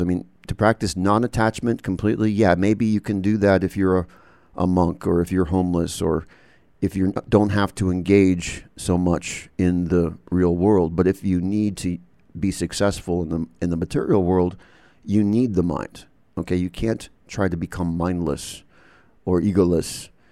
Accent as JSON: {"language": "English", "country": "United States", "tie": "born or raised there", "also_born_or_lived": "England / Canada", "said": "I'm born and bred in the United States"}